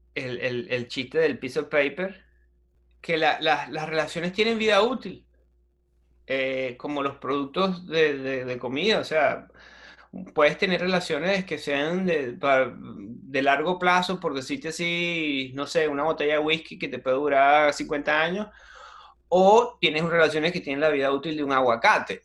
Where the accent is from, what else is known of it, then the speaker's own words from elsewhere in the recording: Venezuela; first language Spanish; moved away as an adult; also born or lived in Adelaide, Australia; now in Australia; yo soy venezolano